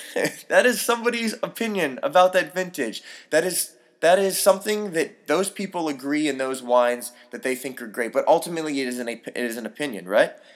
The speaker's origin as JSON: {"language": "English", "town": "San Francisco", "region": "California", "country": "United States", "tie": "born or raised there", "moved": "yes", "said": "I grew up in San Francisco"}